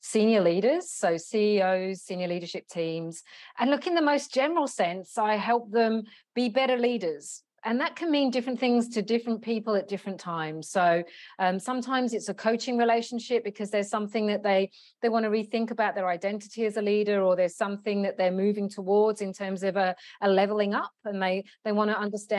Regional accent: London, United Kingdom; now in Australia; I'm originally from London in the UK.

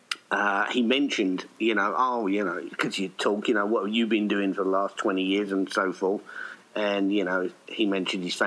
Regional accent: United Kingdom; now in Kuala Lumpur, Malaysia; I'm a British expat that lives in Kuala Lumpur, Malaysia

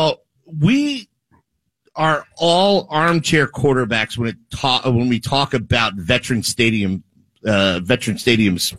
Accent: Philadelphia, Pennsylvania, United States; also born or lived in Las Vegas; I'm from Philly

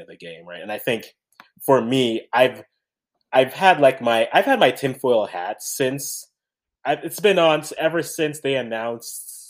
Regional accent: Canada; I'm the Canadian

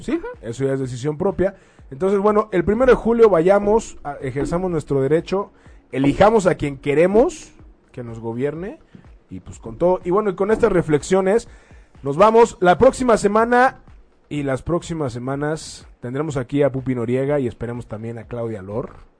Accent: Mexico; como mexicanos vamos a elegir

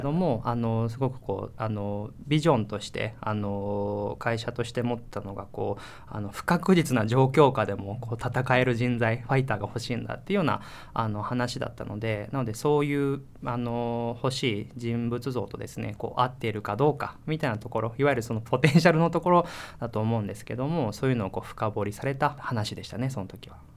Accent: Shizuoka, Japan; moved away; 自分がこう地元静岡の田舎の方なんですけども

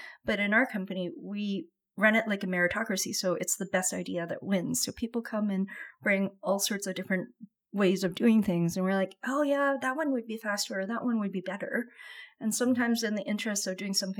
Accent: Vancouver, British Columbia, Canada; I grew up in Vancouver

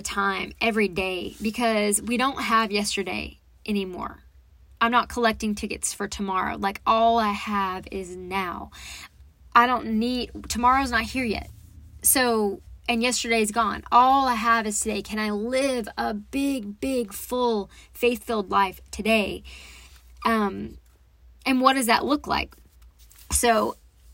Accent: Texas, United States; also born or lived in Dallas, Texas; I come from Texas, and I was in Dallas a lot of my life, but then we moved out to East Texas

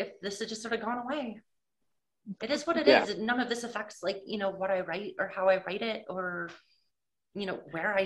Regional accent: New England, United States; I'm from New England and we don't exactly have a huge motorsports scene up here

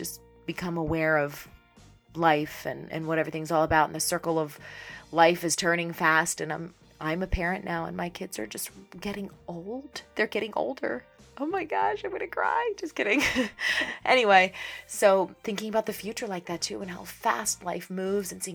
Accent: Pittsburgh, Pennsylvania, United States; moved away as an adult; We go back home to my hometown with the kids every summer

